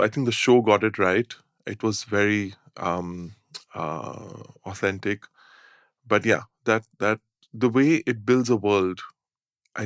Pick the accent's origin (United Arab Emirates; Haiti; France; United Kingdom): United Arab Emirates; Dubai; I was brought up in Dubai with the multicultural society